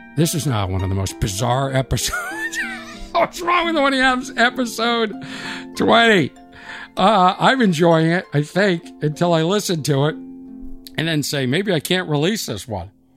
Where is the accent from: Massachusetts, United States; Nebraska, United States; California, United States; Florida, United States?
Massachusetts, United States; Boston; accent: Boston; my Boston accent